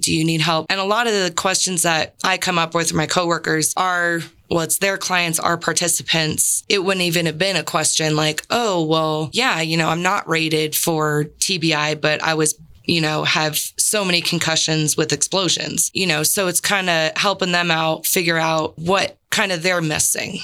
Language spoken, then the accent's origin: English; San Diego, California, United States; moved away; I'm originally from San Diego